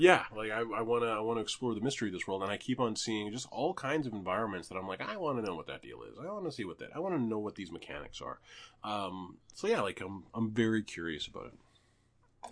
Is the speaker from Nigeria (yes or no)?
no; Canada; as a Canadian